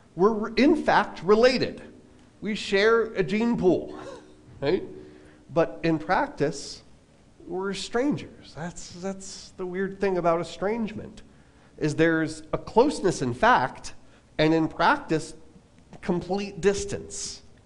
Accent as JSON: {"language": "English", "area": "Long Island", "region": "New York", "country": "United States", "tie": "born or raised there", "moved": "yes", "said": "back when I was a kid, I was like eight years old, um, back when I lived on Long Island"}